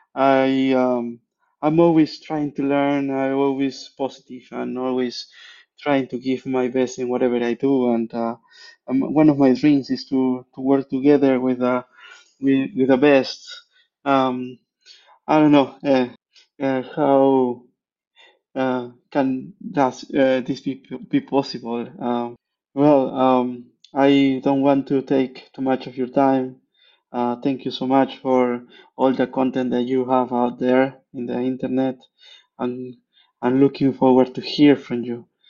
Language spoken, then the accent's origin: English; Peru; now in Switzerland; I'm originally from Peru, but I live in Switzerland